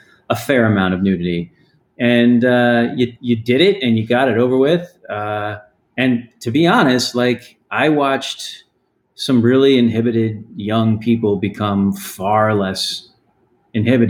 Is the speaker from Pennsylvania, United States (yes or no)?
no; Texas, United States; moved away as an adult; also born or lived in New York City; growing up in Texas